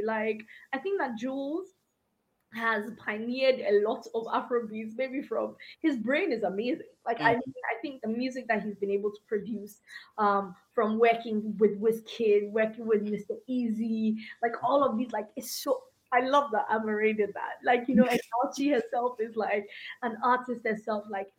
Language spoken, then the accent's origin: English; Ghana; I mean, I grew up in Ghana.